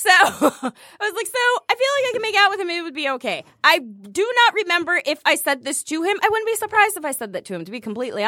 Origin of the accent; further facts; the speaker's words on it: Michigan, United States; also born or lived in Ohio / Texas; I was born there. I was raised in Michigan. Ohio made me. Michigan saved me